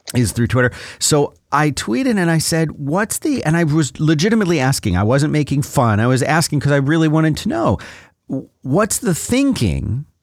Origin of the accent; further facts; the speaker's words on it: Florida, United States; I grew up in Florida where we have hurricanes every fifteen or twenty minutes